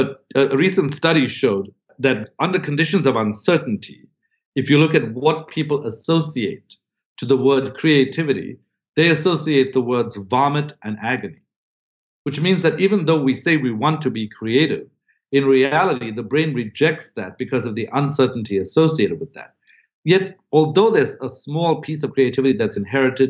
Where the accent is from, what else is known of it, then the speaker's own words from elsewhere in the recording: South Africa; moved away as an adult; I'd come from another country. I'm from South Africa originally. I came to Harvard